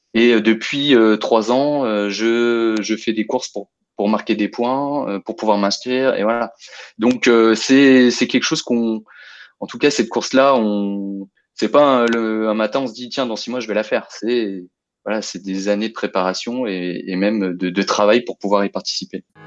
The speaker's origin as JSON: {"language": "French", "area": "Lyon region", "region": "Auvergne-Rhône-Alpes", "country": "France", "tie": "born or raised there", "moved": "as an adult", "lives_now": "Lille, France", "said": "j'ai passé toute mon enfance dans la région lyonnaise"}